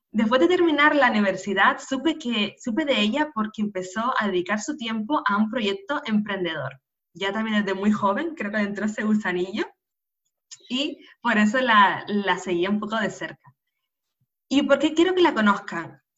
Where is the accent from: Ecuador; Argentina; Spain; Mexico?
Spain; Canary Islands; nacida en Canarias